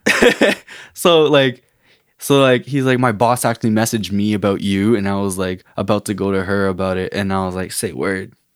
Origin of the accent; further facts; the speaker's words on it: Canada; also born or lived in Guatemala; born and raised in Canada. My parents are immigrants from, um, Guatemala, refugees, actually